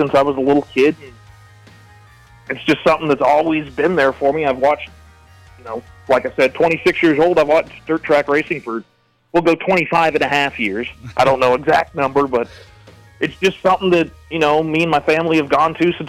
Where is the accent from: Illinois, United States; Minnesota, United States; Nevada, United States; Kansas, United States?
Kansas, United States; Goodland; now in Hays, United States; I am originally from Goodland, Kansas, over there on the lovely Kansas-Colorado border, but now I currently reside in Hayes